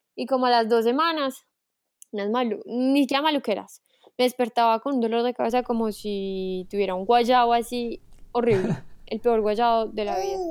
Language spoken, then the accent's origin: Spanish; Manizales, Caldas, Colombia; moved away as an adult; also born or lived in Paris, France; now in France; soy de Manizales, soy eh, una colombiana muy, muy, muy, muy orgullosa de ser colombiana